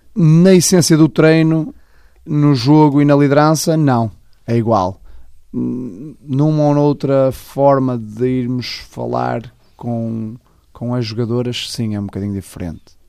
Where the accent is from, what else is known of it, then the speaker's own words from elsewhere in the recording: Amares, Braga, Portugal; also born or lived in Vila Real; fiz toda a minha formação no futebol com Amares e depois joguei no primeiro ano de cena no, no desportivo de Caldelas, está tudo clubes da, da minha terra